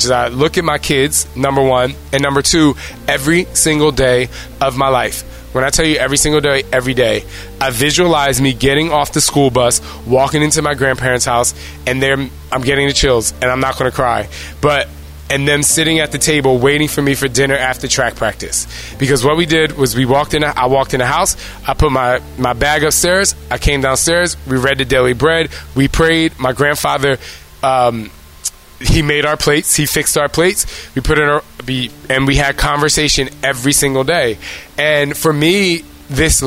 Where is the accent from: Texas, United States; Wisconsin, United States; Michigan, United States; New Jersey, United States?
New Jersey, United States; I'm from Jersey